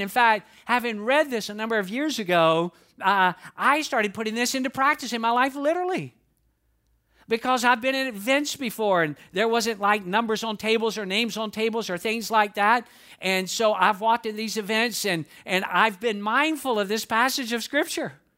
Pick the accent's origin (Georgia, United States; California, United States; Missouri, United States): Georgia, United States; Atlanta; accent: Southern drawl; I'm from the South. I'm from Atlanta, Georgia. That is no secret. I have a Southern drawl